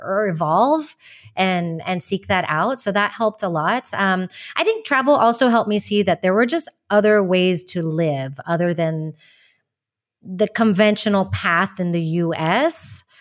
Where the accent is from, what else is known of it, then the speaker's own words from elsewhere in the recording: Texas, United States; moved away as an adult; also born or lived in West Virginia / Madrid, Spain; now in Malaga, Spain; I was born in West Virginia, but I basically grew up in Texas